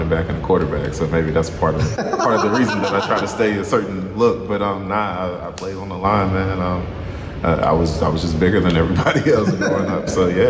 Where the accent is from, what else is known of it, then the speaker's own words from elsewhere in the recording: Bedford County, Virginia, United States; I was born in Bedford County. My mom and dad are both from Bedford County.